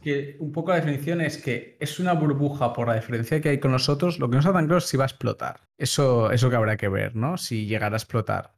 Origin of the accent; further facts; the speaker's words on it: Catalonia, Spain; nosotros somos catalanes, la familia catalana es muy de estar muy juntos